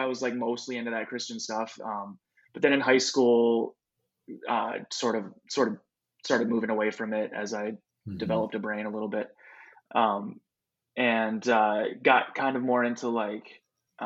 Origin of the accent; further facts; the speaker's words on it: West Michigan, United States; I grew up in West Michigan